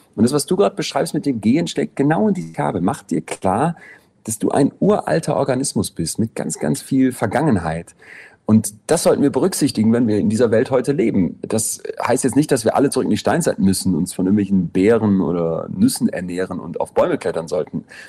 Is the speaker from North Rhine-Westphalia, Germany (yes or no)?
yes; Solingen, North Rhine-Westphalia, Germany; now in Berlin, Germany; in Solingen, wo ich herkomme